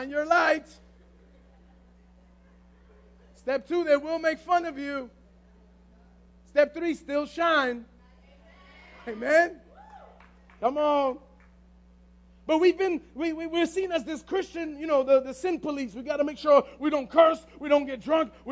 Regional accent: New York City, New York, United States; we're from the Bronx

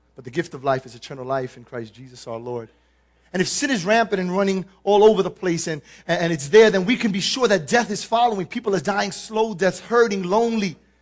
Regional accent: New York City, New York, United States; I'm born and raised in the Bronx

